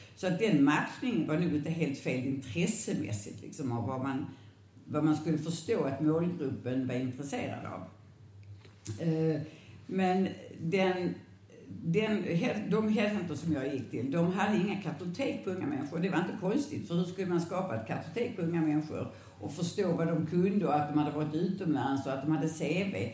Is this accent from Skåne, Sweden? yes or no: yes; Landskrona, Skåne, Sweden; now in Lund, Sweden; Jag är född i Landskrona